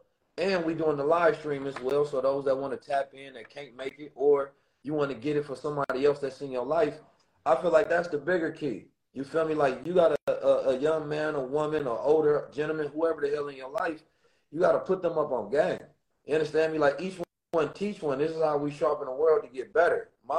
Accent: Oakland, California, United States; And growing up in Oakland, it definitely encoded me and ingrained me with the experiences, the knowledge, the wisdom, and the understanding to know who I am.

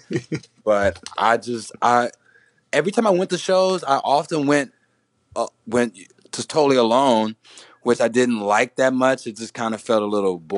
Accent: Houston, Texas, United States; where I grew up in Houston.

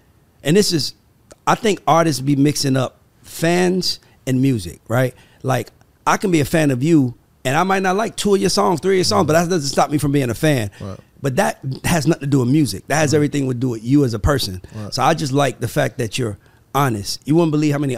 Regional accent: College Park, Georgia, United States; I'm from here. I'm from College Park. I'm from Southside

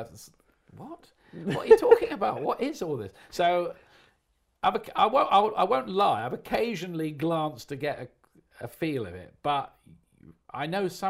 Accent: Portsmouth, South East England, United Kingdom; I support Portsmouth because I was born and brought up in Portsmouth.

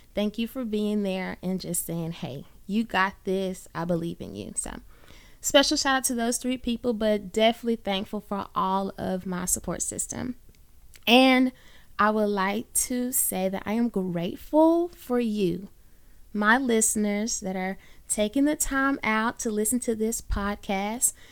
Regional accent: Birmingham, Alabama, United States; I am born and raised in the Magic City, Birmingham, Alabama.

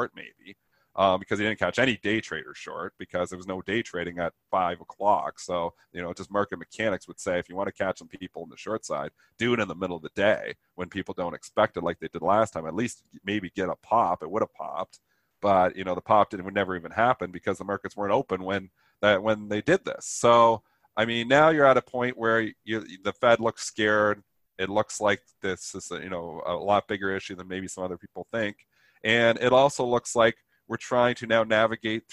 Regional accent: Canada; I speak as a Canadian

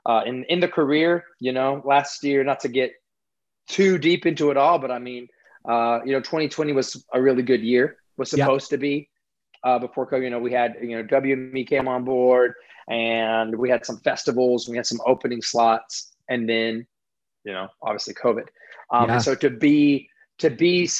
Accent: Hendersonville, North Carolina, United States; Hendersonville, North Carolina

